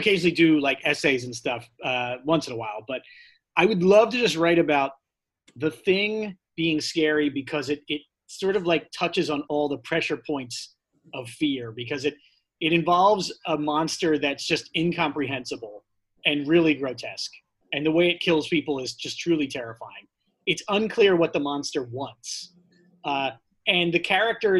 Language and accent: English; Drexel Hill, Pennsylvania, United States; now in New York, United States; I am from Drexel Hill, Pennsylvania